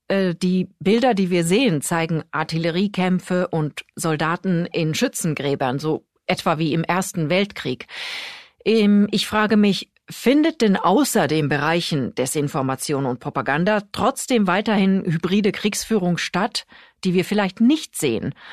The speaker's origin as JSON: {"language": "German", "country": "Finland", "said": "An dieser Stelle mache ich einen kleinen Exkurs in meine Heimat. Ich war nämlich neulich in der Woche der NATO-Beitrittserklärung von Finnland mit meinem Kollegen Martin Jeschke an der finnisch-russischen Grenze unterwegs."}